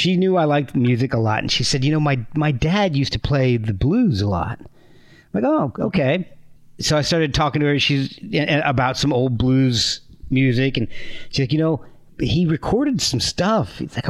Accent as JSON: {"language": "English", "region": "East Coast", "country": "United States", "tie": "born or raised there", "also_born_or_lived": "Texas / New Jersey / Alabama", "lives_now": "Virginia, United States", "said": "And I grew up and down the East Coast. I was born in Texas, lived in New Jersey, Virginia. And I'm in Virginia again right now, but moved to Alabama for a decade or so."}